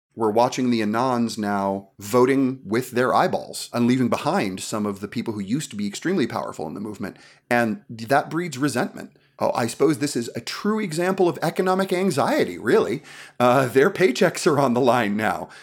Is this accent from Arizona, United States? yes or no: no; New York City, New York, United States; growing up in New York City